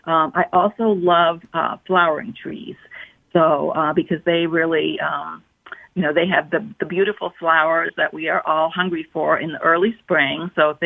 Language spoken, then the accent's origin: English; Bloomfield, Connecticut, United States; moved away as an adult; now in Massachusetts, United States; That's right. I grew up in Bloomfield. And then I moved to Massachusetts after college, so I'm quite familiar with Connecticut.